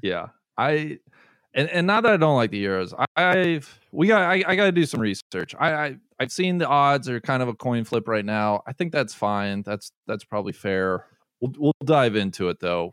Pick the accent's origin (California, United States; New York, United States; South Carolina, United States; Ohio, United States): Ohio, United States; Cincinnati; having a tournament land in my hometown backyard